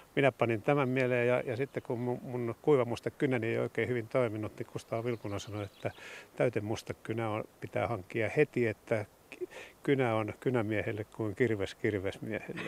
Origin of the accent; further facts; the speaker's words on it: Lahti, Päijät-Häme, Finland; Meillä Ahtialassa